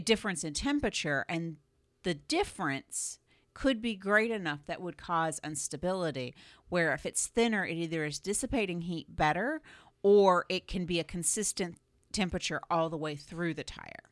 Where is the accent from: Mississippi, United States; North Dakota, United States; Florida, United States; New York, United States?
Florida, United States; moved away as an adult; now in Cleveland, United States; I grew up in Florida